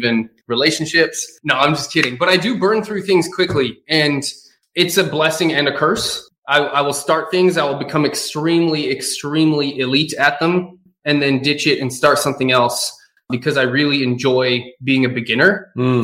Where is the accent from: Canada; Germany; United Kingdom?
Canada; Edmonton, Alberta; moved away; I'm from Edmonton, Alberta originally, and I was actually living there when Brian